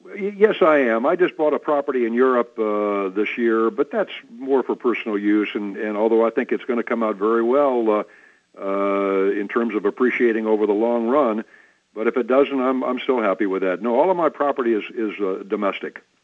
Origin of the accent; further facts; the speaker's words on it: Midwest, United States; I was born in the Midwest